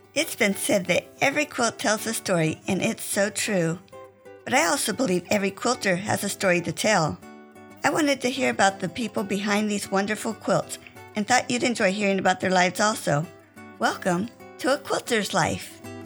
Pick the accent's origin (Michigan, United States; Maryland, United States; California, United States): California, United States; Westminster; now in Marietta, United States; I was born in Westminster, California